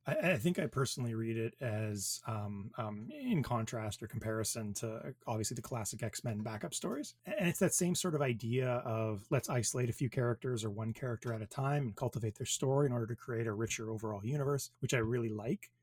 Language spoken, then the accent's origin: English; Thunder Bay, Ontario, Canada; I am from Thunder Bay, Ontario